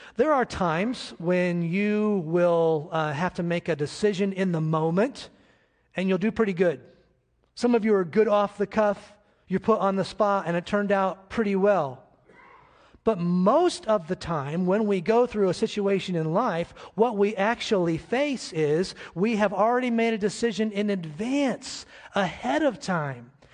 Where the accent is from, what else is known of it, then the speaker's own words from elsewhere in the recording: United States; I'm an American